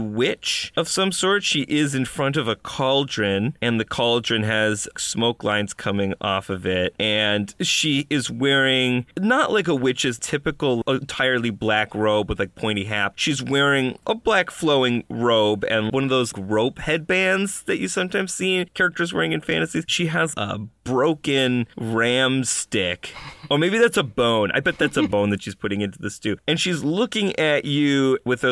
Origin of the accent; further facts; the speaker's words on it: Buffalo, New York, United States; I'm from Buffalo, New York, where, of course, we're famous for our snows